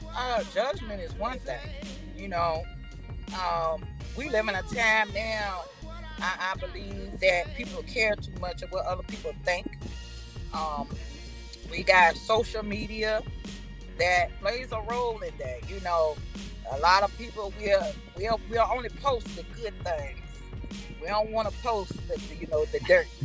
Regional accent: New York, United States; we was born in New York

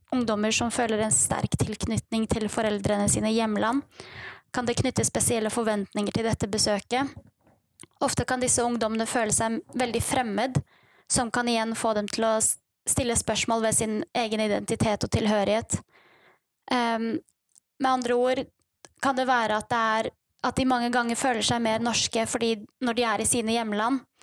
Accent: Bærum, Akershus, Norway; moved away as an adult; also born or lived in Kurdistan; now in Bergen, Norway; Jeg har vokst opp på Rykken i Bærum kommune og flyttet til Bergen

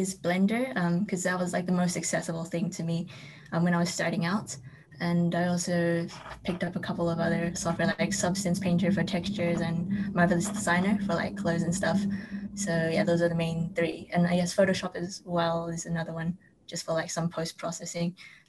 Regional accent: New Zealand; also born or lived in Taiwan; now in London, United Kingdom; Well, I was born in New Zealand, but I'm also Taiwanese. So I've been in New Zealand and Taiwan, and now I'm in London because I studied here for uni and now I'm working here as well.

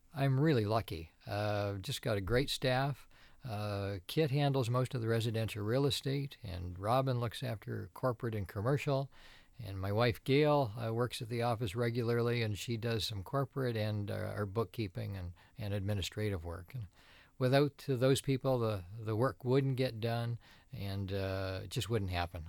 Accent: Tecumseh, Ontario, Canada; also born or lived in Toronto; now in Windsor, Canada; I grew up in Tecumseh, and, uh, Like most kids in Tecumseh, I g, worked at Green Giant

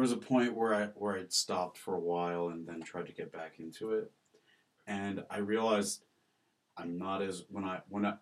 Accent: West Bloomfield, Michigan, United States; also born or lived in Ohio; I was born in Ohio, and as soon as he graduated, we moved back to a suburb of Detroit called West Bloomfield

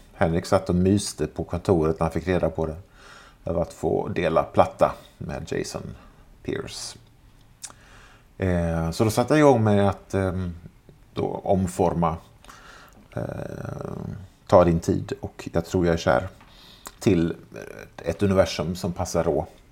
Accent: Jönköping, Jönköping County, Sweden; moved away; när jag och resten av … fortfarande bodde hemma i Jönköping

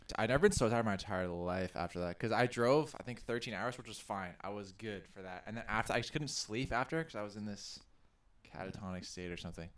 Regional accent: Ottawa, Ontario, Canada; moved away; I'm also originally from Ottawa, and we played in bands. Um, yeah, back in Ottawa

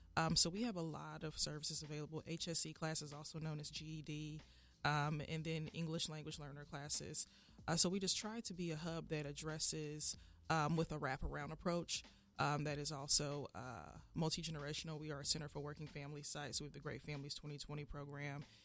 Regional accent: Indianapolis, Indiana, United States; I'm born and raised on the Far East Side. I went to John Marshall, went to Arlington

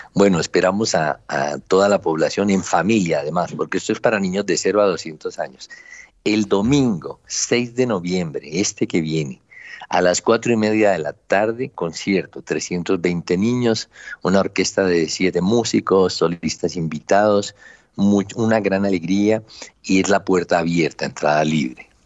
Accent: Colombia; Ese sancocho cultural somos nosotros, América Latina y Colombia

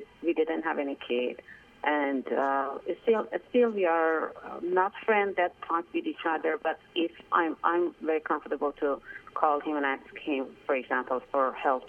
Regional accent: Iran; English is a second language; moved away as an adult; now in United States; because I came from Iran to the States, and that's why I didn't get opportunity to make any other relationship.

